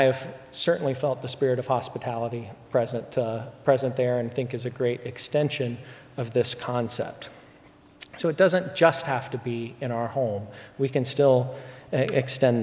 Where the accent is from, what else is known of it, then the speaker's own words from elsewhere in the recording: Spokane, Washington, United States; now in Dallas, United States; I grew up for many years in the area of Spokane, Washington